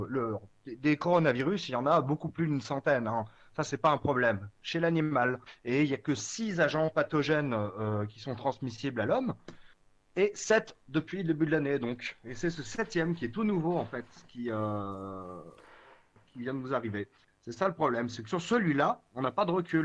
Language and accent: French; Vosges, Grand Est, France; now in Strasbourg, France; je suis originaire des Vosges. Maintenant, j'habite à Strasbourg